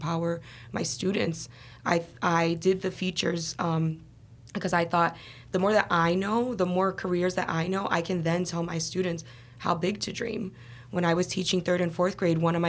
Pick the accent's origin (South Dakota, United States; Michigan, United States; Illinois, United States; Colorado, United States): Illinois, United States; Chicago; also born or lived in Los Angeles / Boston; I was born and raised in Chicago.